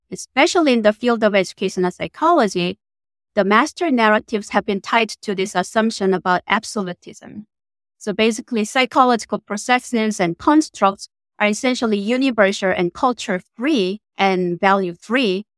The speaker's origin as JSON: {"language": "English", "country": "South Korea", "tie": "born or raised there", "moved": "as an adult", "lives_now": "United States", "said": "I was born and raised in South Korea in a teacher family"}